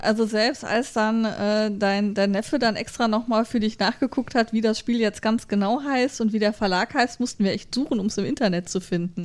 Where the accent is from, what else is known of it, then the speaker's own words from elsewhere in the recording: Germany; wir sind halt als Deutsche